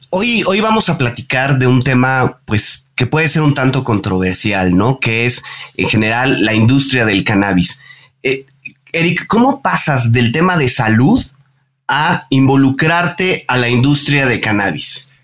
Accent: Mexico; soy, soy mexicano

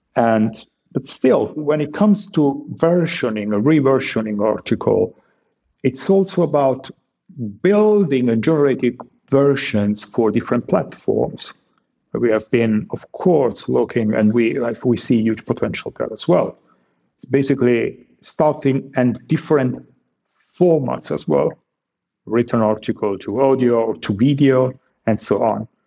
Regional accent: Italy; now in Germany; I was born in Italy

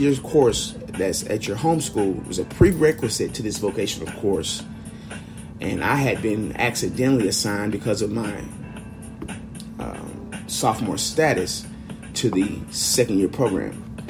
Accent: Memphis, Tennessee, United States; I'm from Memphis, Tennessee. I was born right here by this river in 1988.

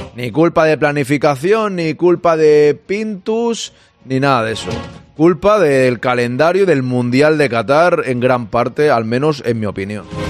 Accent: Spain; yo soy español. De momento soy español

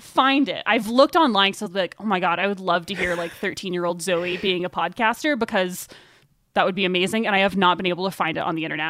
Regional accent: Arkansas, United States; moved away as an adult; also born or lived in Boulder, Colorado; now in Carbondale, United States; I actually started interning at the public radio station in my hometown in Arkansas

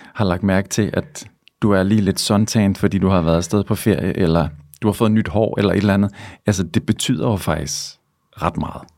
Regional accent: Svendborg, Southern Denmark, Denmark; now in Copenhagen, Denmark; jeg er fra Svendborg, og så da jeg flyttede til København

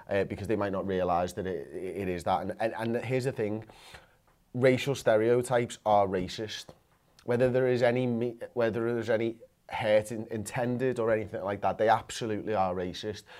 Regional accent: England, United Kingdom; Us English fans, as English football fans

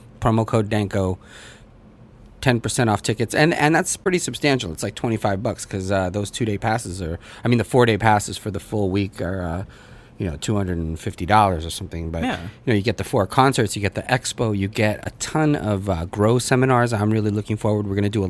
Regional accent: United States; also born or lived in Russia; I speak it with my family and things like that. I was born there, but I really grew up here in the U.S., came over when I was 3 years old. So my accent and my pronunciation and all of those things probably aren't 100%.

